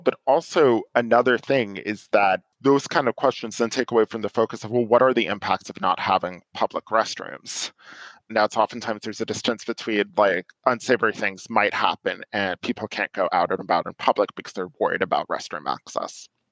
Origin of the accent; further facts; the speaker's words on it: New York, United States; moved away as an adult; now in Silver Spring, United States; I'm originally from New York and I lived in New York for a while after finishing college